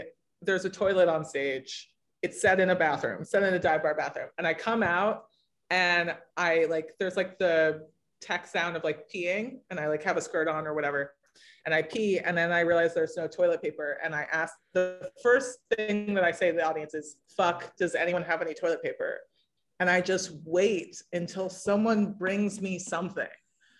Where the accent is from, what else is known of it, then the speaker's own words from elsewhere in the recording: West Coast, United States; maybe it's just that I grew up on the West Coast and now live on the East Coast